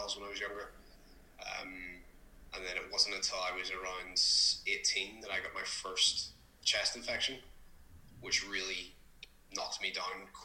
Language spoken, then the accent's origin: English; Belfast, Northern Ireland, United Kingdom; also born or lived in England; I'm from Belfast, Northern Ireland. I've been here my entire life.